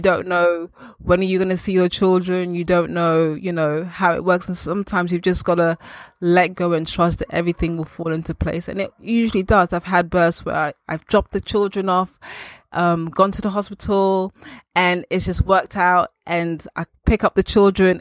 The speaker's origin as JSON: {"language": "English", "region": "London", "country": "United Kingdom", "tie": "born or raised there", "also_born_or_lived": "Accra, Ghana", "said": "I was actually born in Ghana. And f, when I was around two, three years old, my family traveled and settled in the U K, London. And I've been here ever since. I grew up in Northwest"}